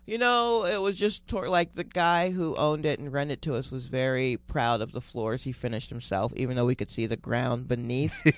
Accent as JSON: {"language": "English", "town": "Stone Mountain", "region": "Georgia", "country": "United States", "tie": "born or raised there", "also_born_or_lived": "Brooklyn, New York / Atlanta, Georgia", "moved": "as an adult", "lives_now": "New York, United States", "said": "I was born there"}